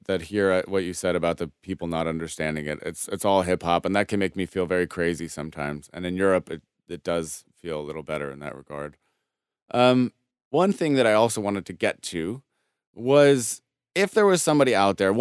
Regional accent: Denver, Colorado, United States; I'm from Denver, Colorado

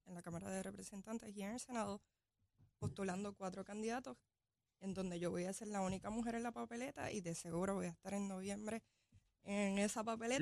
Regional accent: Barceloneta, Puerto Rico; Soy de Barceloneta, soy natural de Barceloneta, capitana de Arecibo

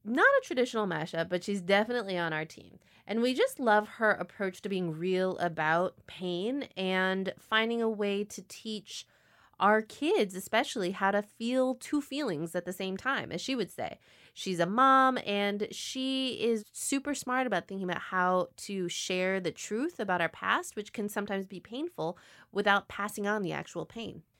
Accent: Illinois, United States; I grew up in Illinois

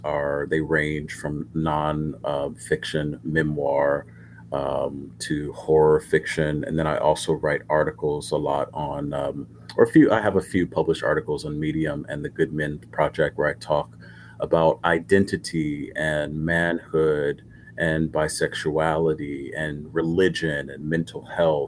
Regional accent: Los Angeles, California, United States; also born or lived in South Korea; I'm born and raised in Los Angeles

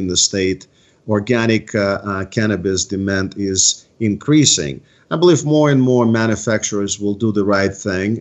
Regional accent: East Coast, United States; I'm from the East Coast

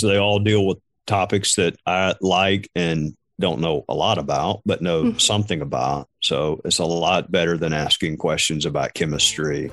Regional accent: Spartanburg, South Carolina, United States; my hometown of Spartanburg

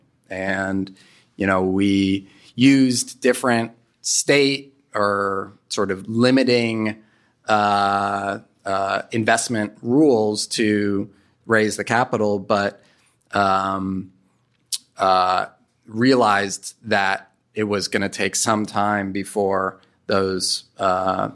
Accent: New York City, New York, United States; moved away; I'm from New York City

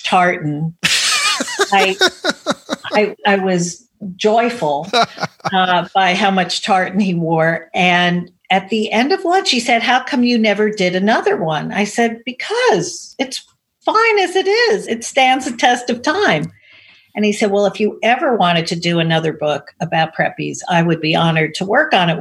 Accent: New York, United States; also born or lived in Connecticut; I was raised in Manhattan

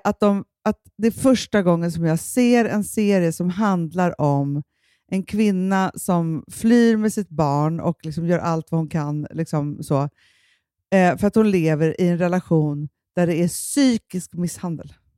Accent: Sweden; jag känner som svensk kvinna

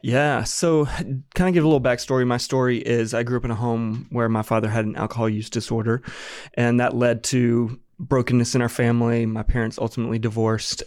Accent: Apex, North Carolina, United States; I'm from North Carolina, born and raised. This is home for me

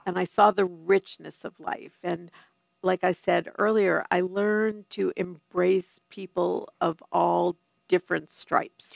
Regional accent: New York City, New York, United States; moved away; I am a New Yorker through and through

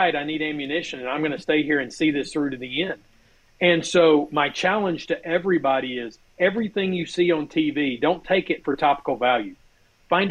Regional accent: Alabama, United States; I am from Alabama

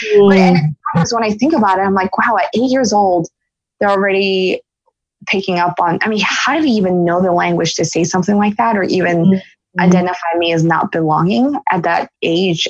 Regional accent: Philadelphia, Pennsylvania, United States; I was born in Philadelphia. And then I have an older brother, and and uh, we're Philly natives

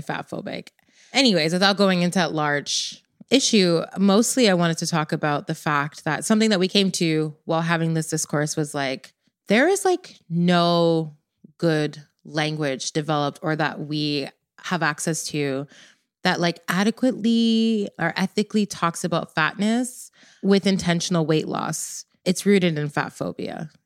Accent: Jamaica; I'm Jamaican

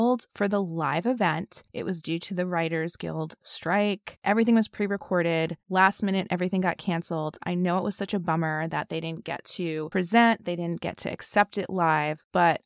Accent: New York City, New York, United States; moved away; my favorite city, my hometown city.

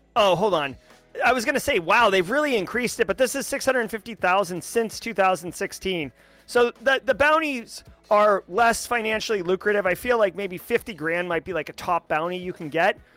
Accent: United States; I'm an American and I love the United States

